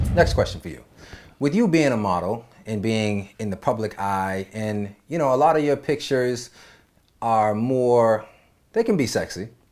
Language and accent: English; East Coast, United States; now in Los Angeles, United States; with me growing up on the East Coast, I wasn't in this L A lifestyle